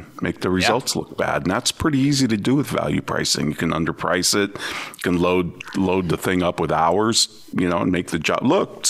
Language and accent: English; São Paulo, Brazil; English is a second language; now in Boise, United States; I was born and raised in Sao Paulo, Brazil